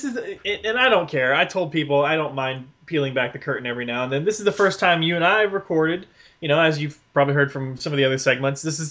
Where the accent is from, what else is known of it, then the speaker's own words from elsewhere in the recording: Texas, United States; I'm from Texas